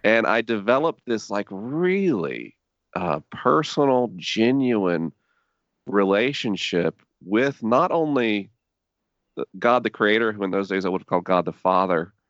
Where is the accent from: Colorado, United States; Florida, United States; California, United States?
Florida, United States; Tallahassee; maybe three things define my childhood. One, being Tallahassee